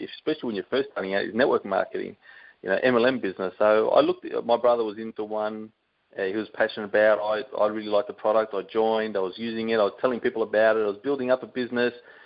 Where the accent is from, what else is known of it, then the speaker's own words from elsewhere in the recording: Sydney, New South Wales, Australia; moved away as an adult; now in Brisbane, Australia; I'm from Sydney originally, and I moved up here to Brisbane about 14 years ago